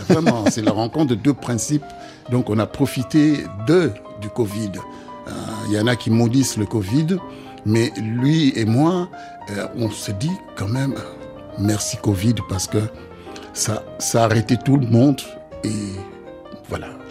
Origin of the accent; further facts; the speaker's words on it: DR Congo; moved away; chez nous au Congo